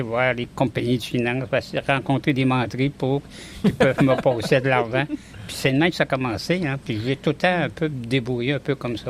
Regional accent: Saint-Arsène, Quebec, Canada; now in Côte-Nord, Canada; je viens de Saint-Arsène. C'est une petite paroisse au côté de Rivière-du-Loup. Mon père était cultivateur

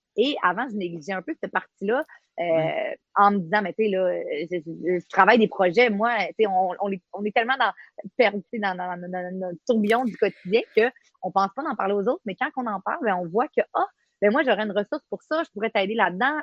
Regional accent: Quebec, Canada; moved away as an adult; also born or lived in Côte-Nord, Quebec; now in Baie-Comeau, Canada; Je viens euh, du Saguenay-Lac-Saint-Jean. J'ai fait mes études là-bas comme euh, policière

